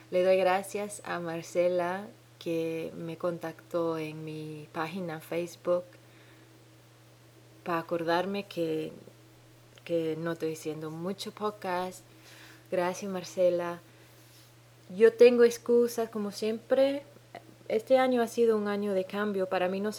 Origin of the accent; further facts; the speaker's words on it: Dominican Republic; now in New Zealand; Mi acento rarísimo, Hace 10 años que no oigo ningún dominicano hablar.